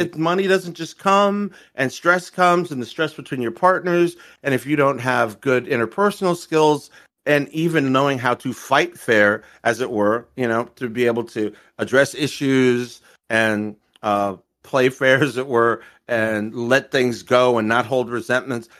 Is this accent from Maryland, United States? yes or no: yes; Maryland, United States; I'm from Maryland